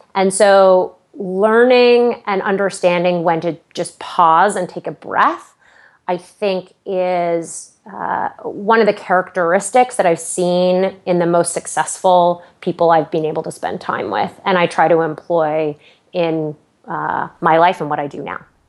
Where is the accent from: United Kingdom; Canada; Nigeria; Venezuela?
Canada; Aurora, Ontario; moved away as an adult; now in United States; I grew up, uh, just outside of Toronto, uh, in the lovely suburb of Aurora